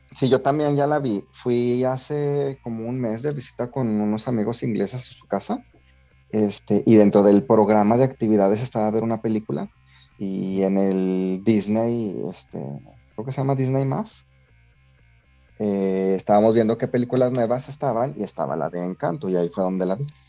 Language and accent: Spanish; Mexico; nosotros tenemos muchas características como mexicanos de la cultura española